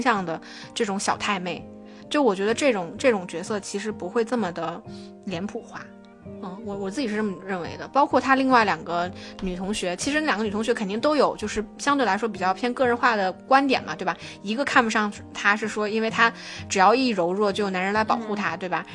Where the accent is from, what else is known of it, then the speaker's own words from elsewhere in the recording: China; 只有大陆的学生我们是能够感受得到的